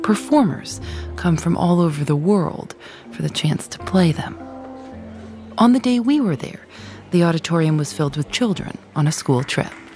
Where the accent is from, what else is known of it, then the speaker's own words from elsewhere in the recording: Osaka, Japan; moved away as an adult; now in Cremona, Italy; I come from Osaka, Japan, and I've been living here in Cremona for 12 years.